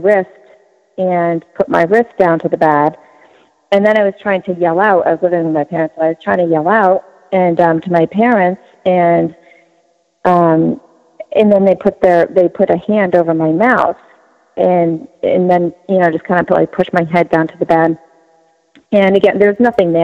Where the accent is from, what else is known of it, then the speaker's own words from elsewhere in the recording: New York, United States; now in Massachusetts, United States; I grew up in New York